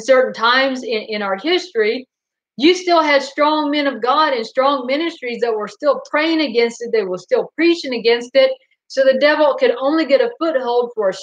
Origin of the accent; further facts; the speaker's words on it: Goldsboro, North Carolina, United States; also born or lived in Fayetteville, North Carolina; we moved from Goldsboro to Fayetteville, North Carolina.